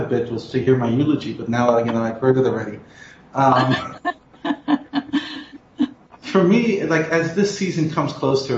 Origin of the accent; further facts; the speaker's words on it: United States; moved away; I grew up in America